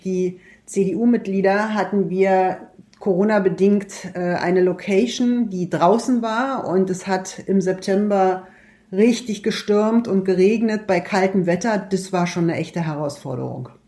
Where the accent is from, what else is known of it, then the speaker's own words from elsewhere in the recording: Golm, Brandenburg, Germany; Natürlich Golm, mein Heimatort